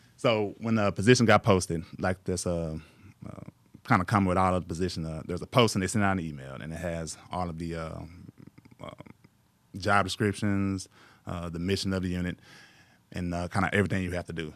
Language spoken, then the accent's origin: English; Mexia, Texas, United States; moved away as an adult; also born or lived in San Marcos, Texas; now in Waco, United States; I grew up in, uh, Mejia, Texas, M E X I A. It's about forty miles east of Waco.